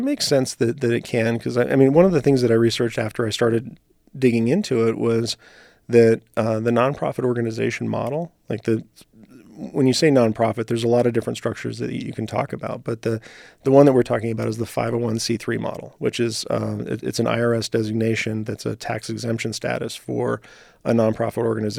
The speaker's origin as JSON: {"language": "English", "region": "New Mexico", "country": "United States", "tie": "born or raised there", "also_born_or_lived": "Los Angeles", "lives_now": "Reno, United States", "said": "So, you know, growing up in New Mexico, living in LA, joining the Army, like all the different things that I'd done, I'd been kind of a nomad."}